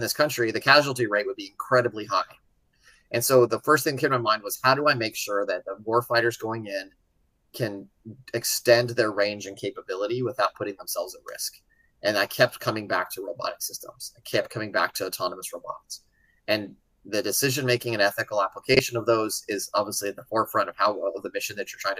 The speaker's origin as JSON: {"language": "English", "town": "Albuquerque", "region": "New Mexico", "country": "United States", "tie": "born or raised there", "said": "I grew up in Albuquerque, New Mexico"}